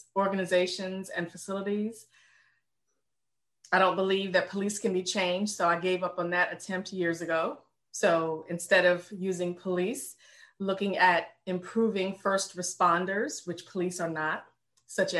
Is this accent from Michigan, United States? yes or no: no; Richmond, Virginia, United States; moved away as an adult; also born or lived in North Carolina; now in Baltimore, United States; I'm born and raised in Richmond, Virginia